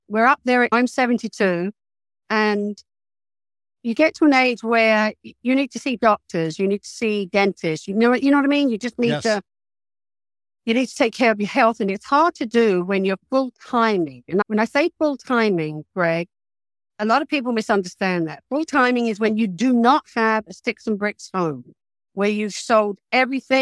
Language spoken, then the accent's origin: English; England, United Kingdom; also born or lived in California; now in United States; I'm from England